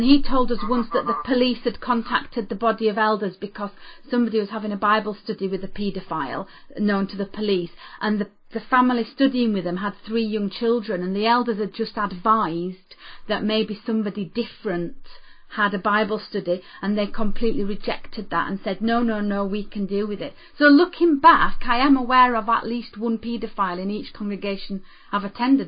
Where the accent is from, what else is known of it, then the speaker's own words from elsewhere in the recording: New Zealand; yeah, well, McClelland, he was okay, but I can do better because I'm from New Zealand.